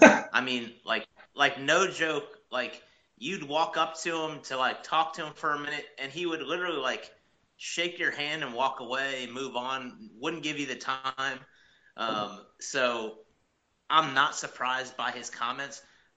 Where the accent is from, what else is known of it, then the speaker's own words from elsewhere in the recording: Mid-Atlantic region of the East Coast, United States; When I was playing junior golf growing up in the Mid-Atlantic region of the East Coast